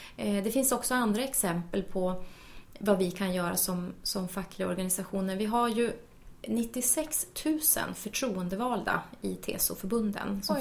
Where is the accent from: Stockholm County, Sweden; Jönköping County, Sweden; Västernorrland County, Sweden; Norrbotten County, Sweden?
Norrbotten County, Sweden; Luleå; jag är ju från Norrbotten mm. och född och uppvuxen i Luleå